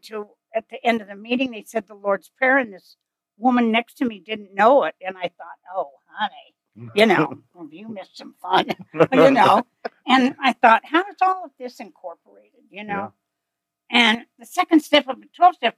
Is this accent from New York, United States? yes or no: no; Kansas, United States; I'm from Kansas and the Plains Indian, which is a very different Indian